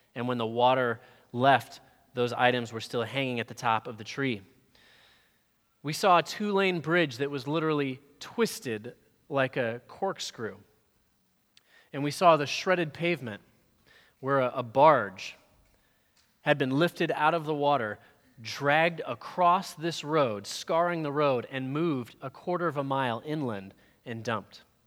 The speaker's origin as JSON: {"language": "English", "region": "Florida", "country": "United States", "said": "We're from Florida"}